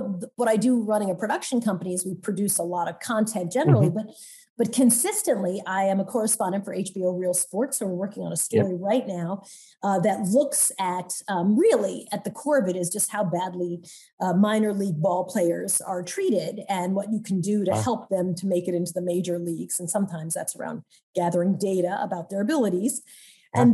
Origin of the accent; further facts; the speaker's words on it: Long Island, New York, United States; I grew up in Long Island, so I don't know where I got this voice.